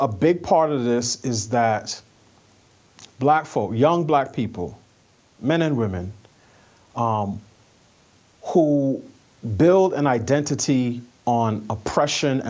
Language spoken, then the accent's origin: English; New York, United States; I'm a New Yorker. I grew up in New York in a family from the West Indies